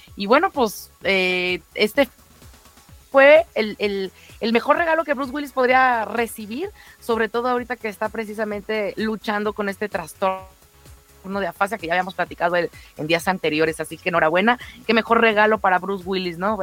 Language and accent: Spanish; Mexico; no soy alemana, o sea, quiero mucho a Alemania, está padre y todo, pero pues al final del día, 100% mexicana